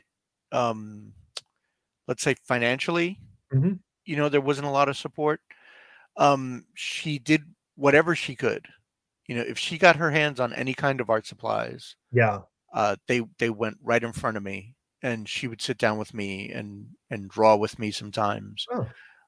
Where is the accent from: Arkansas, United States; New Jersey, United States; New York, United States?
New York, United States; New York City; I grew up in the Bronx, not a whole lot of great support educational wise